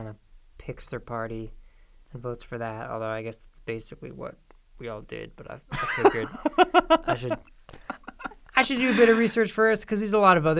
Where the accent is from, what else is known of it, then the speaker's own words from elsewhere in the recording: Prescott, Arizona, United States; I was still registered in Arizona, in Yavapai County, actually, because I'm from Prescott.